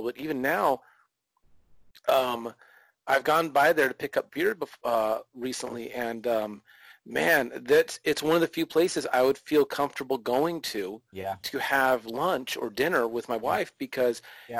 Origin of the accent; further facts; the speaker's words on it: California, United States; now in Texas, United States; I come from California originally